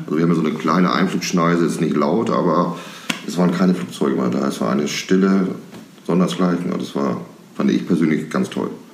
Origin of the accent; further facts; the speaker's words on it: Hamburg, Germany; ich als Hamburger Kunde